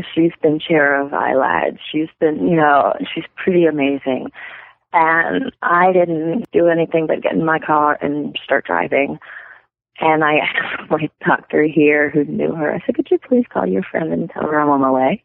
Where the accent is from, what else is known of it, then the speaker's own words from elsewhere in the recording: Louisiana, United States; moved away as an adult; now in Montana, United States; we were both born and raised down there